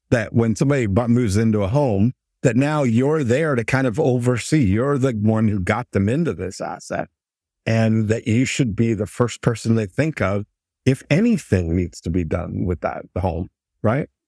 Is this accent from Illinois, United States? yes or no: no; Michigan, United States; I'm from Michigan.